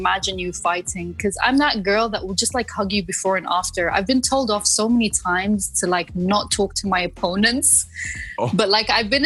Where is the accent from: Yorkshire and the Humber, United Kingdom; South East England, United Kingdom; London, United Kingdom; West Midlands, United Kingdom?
London, United Kingdom; moved away as an adult; also born or lived in Moscow, Russia; now in United Arab Emirates; I grew up in London. I studied there. I worked there. And I moved here around 8 years ago